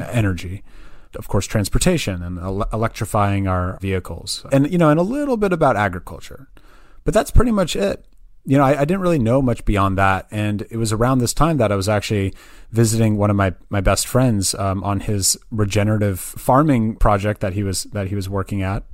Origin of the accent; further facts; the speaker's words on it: Berkeley, California, United States; also born or lived in Santa Barbara, California / San Francisco, California; I was I was born and raised in the Bay Area, um, so I'm actually originally from Berkeley, California